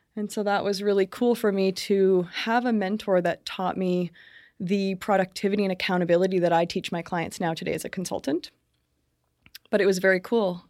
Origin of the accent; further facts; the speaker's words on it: Brantford, Ontario, Canada; I was born in Brantford